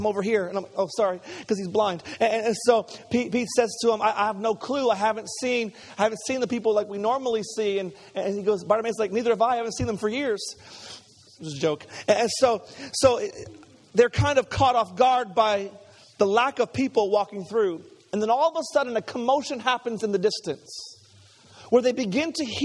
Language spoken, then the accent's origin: English; Montreal, Quebec, Canada; I grew up in Montreal